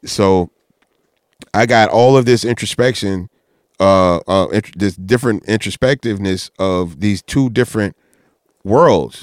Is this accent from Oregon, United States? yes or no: no; Texas, United States; we were from Texas